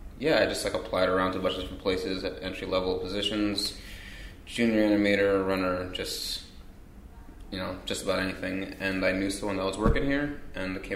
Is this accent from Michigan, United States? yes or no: no; Long Island, New York, United States; As far as being in New York, I grew up in Long Island